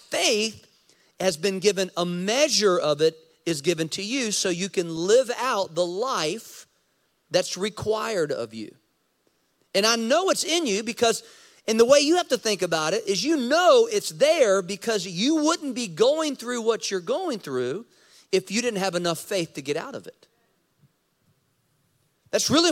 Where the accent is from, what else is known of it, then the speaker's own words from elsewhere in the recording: United States; I'm American. I'm American. I have blue passport, blue passport. I'm American